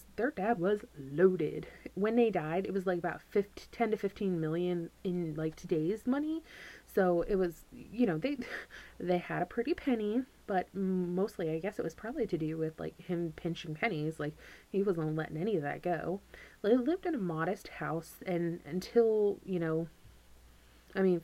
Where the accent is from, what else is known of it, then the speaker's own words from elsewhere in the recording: Missouri, United States; I am from Missouri, middle of nowhere. I was born and raised here